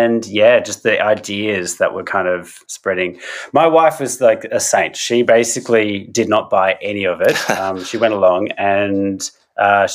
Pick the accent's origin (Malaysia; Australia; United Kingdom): Australia; I'm an artist from Australia